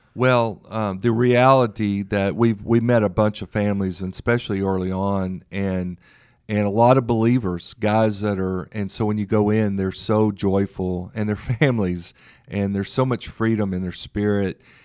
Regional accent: Memphis, Tennessee, United States; now in Dallas, United States; born and raised in Memphis, Tennessee

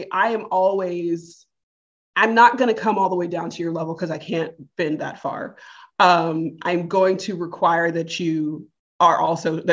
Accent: United States; I'm American?

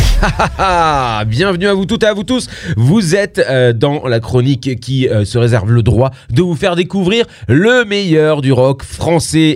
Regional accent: Luberon, Provence-Alpes-Côte d'Azur, France; Moi qui suis du Sud-Est, euh, alors moi, je suis du Luberon

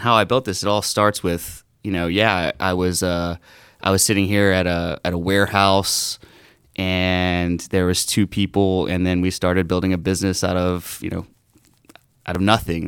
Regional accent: Southeast Texas, United States; I grew up in Southeast Texas

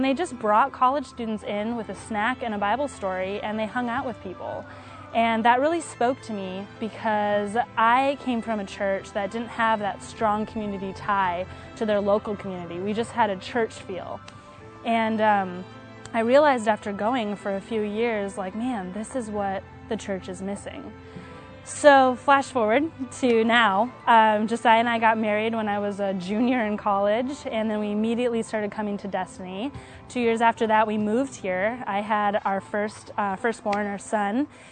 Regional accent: Wisconsin, United States; moved away as an adult; also born or lived in Virginia; I'm from Wisconsin. I didn't know anybody in Virginia

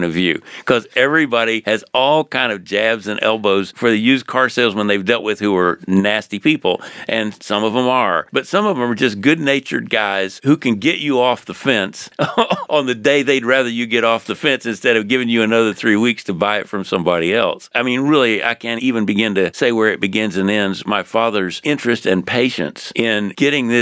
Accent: Jacksonville, Florida, United States; I was raised in Jacksonville, Florida.

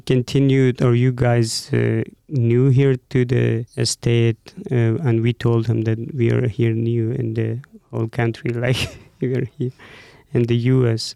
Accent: Afghanistan; moved away as an adult; also born or lived in Mazar-e-Sharif / Abu Dhabi; now in Boise, United States; I was born and raised in Afghanistan

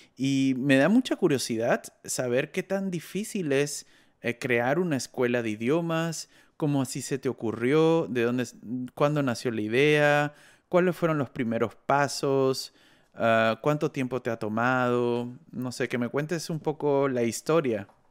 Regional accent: Lima, Peru; moved away; also born or lived in Bogotá, Colombia; Yo vengo de una ciudad muy grande que es Lima

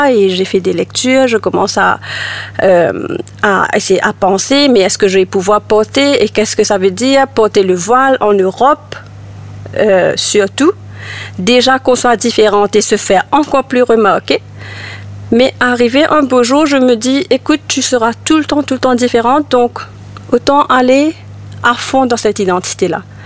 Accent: Mauritius; moved away as an adult; also born or lived in Ireland; j'ai vécu à Maurice jusqu'à l'âge de 21 ans. À 21 ans, j'ai quitté Maurice pour aller en Irlande et j'ai vécu là-bas euh, 10 ans

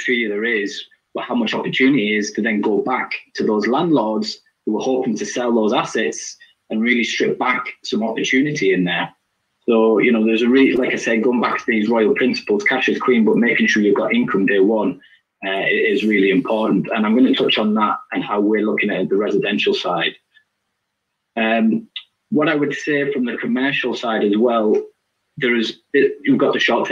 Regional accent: United Kingdom; being British

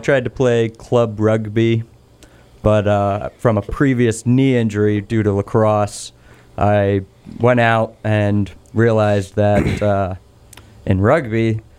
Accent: Richmond, Massachusetts, United States; also born or lived in Ithaca, New York / Pittsfield; I grew up in Berkshire County. I've been here my whole life, besides 2 years when I was in college in Ithaca, New York. But I'm in the same house that I grew up in now.

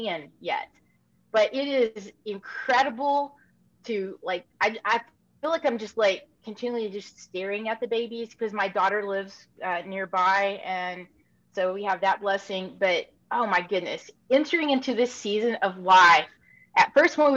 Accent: Little Rock, Arkansas, United States; also born or lived in Texas / Missouri / Tennessee / Africa; pretty much lived a large extent in my life growing up in Little Rock, Arkansas.

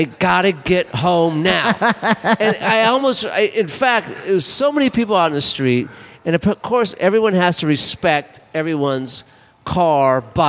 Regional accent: Los Angeles, California, United States; moved away; I'm from Los Angeles. It's a bigger city than this city.

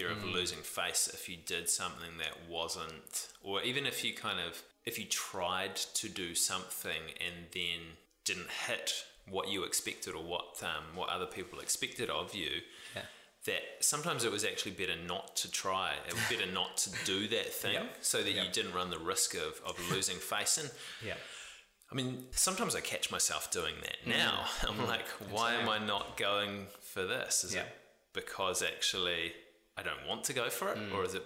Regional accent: New Zealand; we're both Kiwi males sitting here in our 30s

